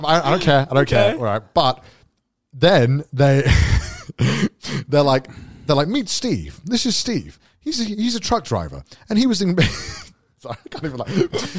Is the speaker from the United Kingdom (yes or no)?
yes; United Kingdom; I'm British. We make the joke. You can mock the UK.